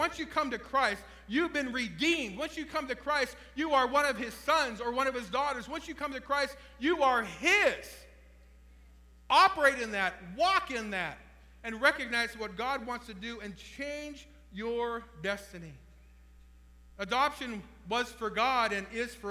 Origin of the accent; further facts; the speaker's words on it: Trumbull County, Ohio, United States; I was raised in Trumbull County, Ohio